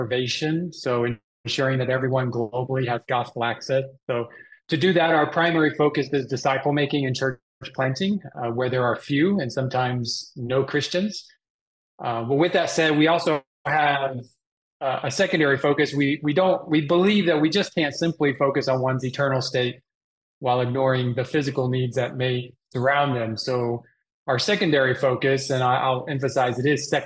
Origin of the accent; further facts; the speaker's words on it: Dallas, Texas, United States; moved away; also born or lived in China; I was born, raised, and I still consider myself a Texan from the Dallas area, where my parents and siblings still live